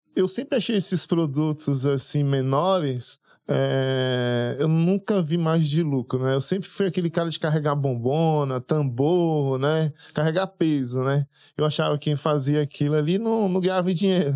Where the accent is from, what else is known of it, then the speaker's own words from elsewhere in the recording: Porto Seguro region, Bahia, Brazil; now in Praia Grande, Brazil; Eu sou baiano, né? Vim da Bahia, da região de Porto Seguro para São Paulo, exatamente para a cidade de Praia Grande